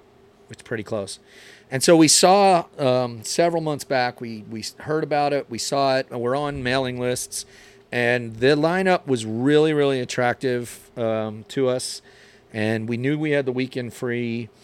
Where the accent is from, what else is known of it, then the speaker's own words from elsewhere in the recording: New Jersey, United States; moved away; I grew up in New Jersey.